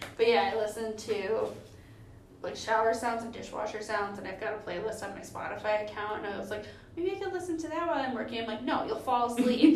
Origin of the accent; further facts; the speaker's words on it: Minnesota, United States; we're from Minnesota